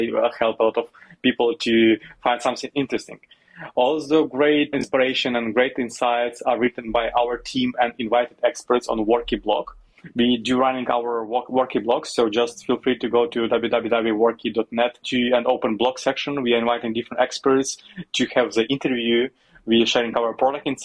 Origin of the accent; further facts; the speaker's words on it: Western Ukraine, Ukraine; moved away as an adult; also born or lived in Kyiv, Ukraine; I'm originally from the western part of Ukraine, that is close to Slovakia and Hungary, the countries